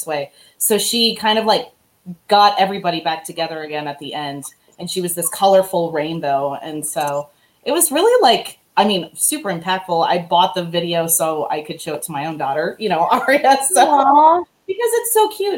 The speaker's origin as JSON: {"language": "English", "town": "Gatlinburg", "region": "Tennessee", "country": "United States", "tie": "born or raised there", "also_born_or_lived": "Illinois", "said": "I was born in Illinois, and when I moved to Tennessee, I was this outsider"}